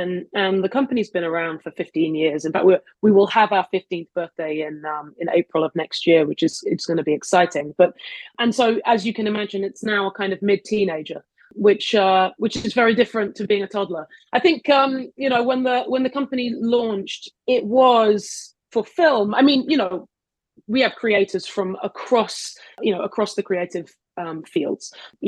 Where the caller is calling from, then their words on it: Brooklyn, New York, United States; So I'm, despite what my accent would tell you, I'm in New York. I'm calling in from Brooklyn.